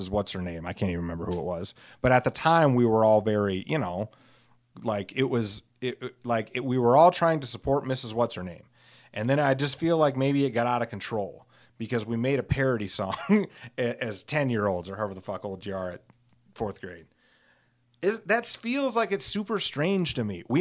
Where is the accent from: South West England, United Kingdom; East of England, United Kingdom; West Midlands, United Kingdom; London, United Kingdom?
West Midlands, United Kingdom; Alcester; I rode them sometimes in high school because I grew up in a in Alcester, which is you know tiny